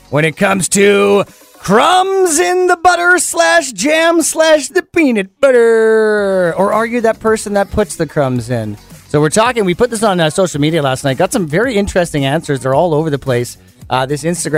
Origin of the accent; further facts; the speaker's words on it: Okanagan, British Columbia, Canada; growing up in Okanagan